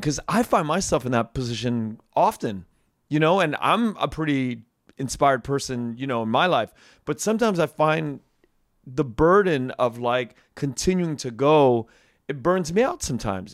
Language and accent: English; United States; for a guy like me pushing fifty, growing up in Uni-, United States